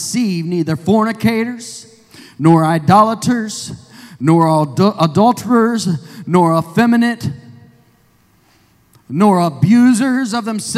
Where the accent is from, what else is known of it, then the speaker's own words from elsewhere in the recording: Indiana, United States; moved away; I'm from Indiana, so I'm somewhat Yankee too